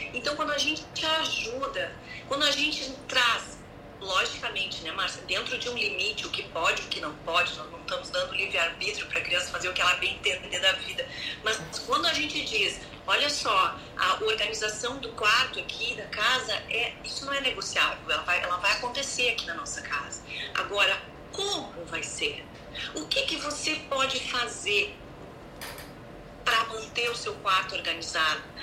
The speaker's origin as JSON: {"language": "Portuguese", "region": "Rio Grande do Sul", "country": "Brazil", "tie": "born or raised there", "also_born_or_lived": "Canoas", "said": "moro no Sul, sou do Rio Grande do Sul, nasci daqui e tenho uma família aqui em Canoas"}